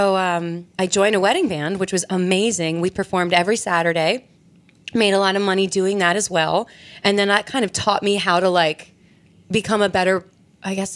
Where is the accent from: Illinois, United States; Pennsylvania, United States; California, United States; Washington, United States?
Pennsylvania, United States; Bucks County; I'm from Bucks County, Pennsylvania. I lived there my entire life